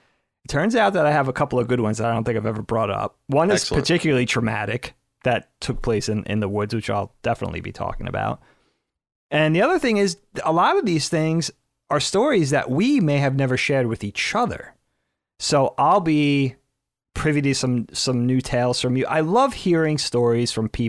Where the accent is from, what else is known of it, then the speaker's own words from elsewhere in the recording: Northeast, United States; growing up in the Northeast, the woods were a big part of our surroundings. We grew up in the suburbs